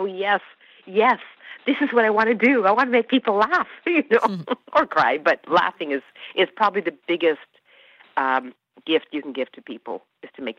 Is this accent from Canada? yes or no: yes; Canada; first language Hungarian; I grew up, we spoke Hungarian at home. That was our first language, and English. I was brought up in Canada